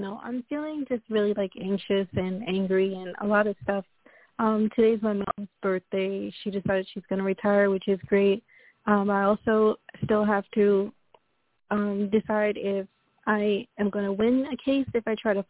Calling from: Long Island, New York, United States; I'm calling from Long Island, New York.

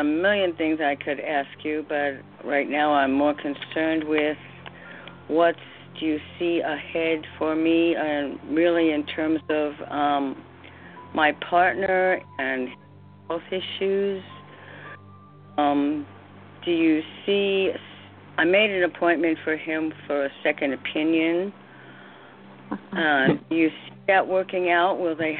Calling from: New York City, New York, United States; New York City. New York.

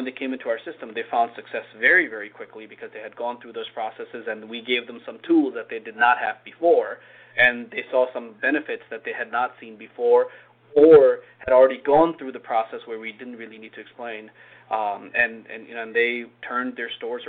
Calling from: Wallingford, Connecticut, United States; I'm at our headquarters in Wallingford, Connecticut.

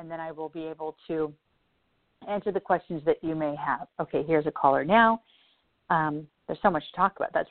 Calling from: New York, United States; From New York.

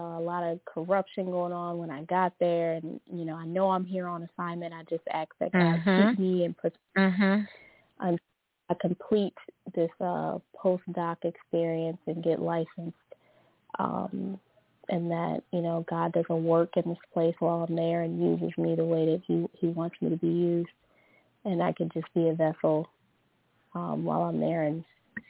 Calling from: Louisiana, United States; from Louisiana.

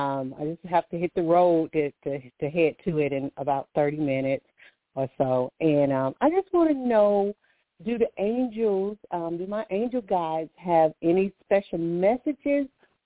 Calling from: Alabama, United States; I'm calling from Alabama.

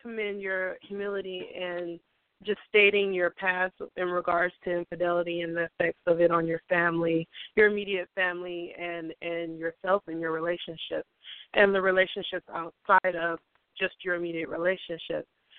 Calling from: San Francisco Bay Area, California, United States; I'm calling from the San Francisco Bay Area.

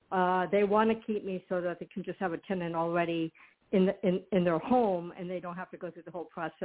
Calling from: Arizona, United States

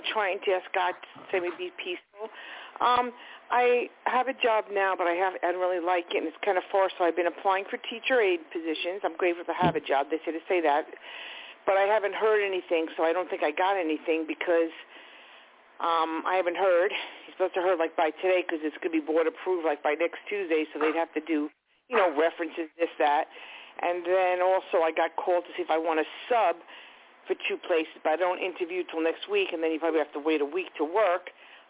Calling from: Long Island, New York, United States; Long Island.

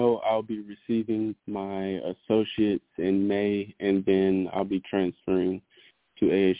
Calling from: Arizona, United States; I'm calling from Arizona.

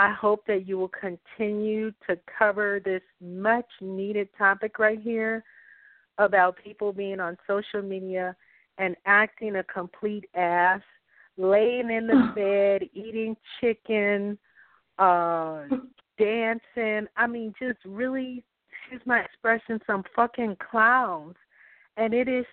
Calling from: North Carolina, United States; I'm calling from North Carolina

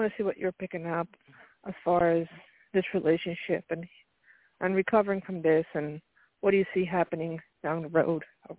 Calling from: New Jersey, United States; I'm calling from New Jersey.

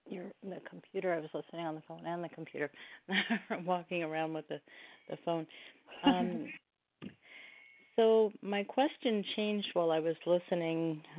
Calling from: Oregon, United States

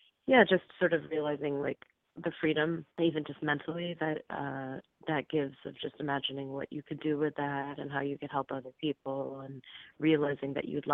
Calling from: California, United States; I'm calling from California.

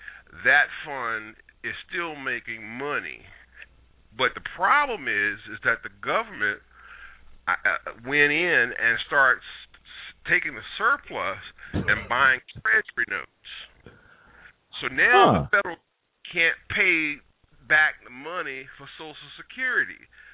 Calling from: Richmond, Virginia, United States; from Richmond, Virginia.

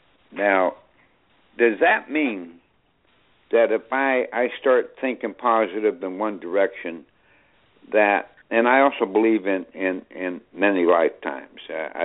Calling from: Newburgh, New York, United States; Yeah, I'm … here in Newburgh, New York.

